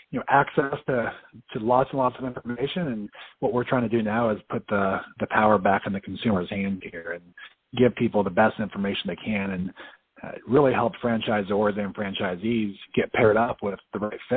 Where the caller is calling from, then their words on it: Tampa, Florida, United States; I'm actually calling from Tampa, Florida.